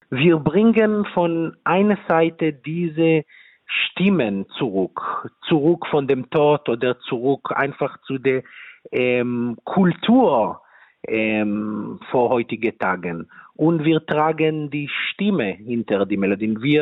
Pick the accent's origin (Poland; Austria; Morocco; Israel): Israel; German is a second language; ich komme aus Israel selber. Ich bin selber auch eine dritte Generation von Holocaust-Uberlebende. Und äh, in Israel, ich habe einfach vorher gefragt, viele Freunde, viele Familien